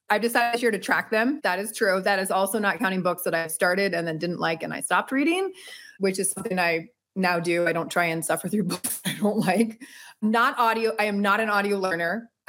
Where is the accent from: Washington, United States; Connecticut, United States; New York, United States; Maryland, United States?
Connecticut, United States; I am from Connecticut. I'm a proud Connecticutian definitely a proud New Englander and East Coaster, born and raised. And my mom's from London, my dad's from Boston.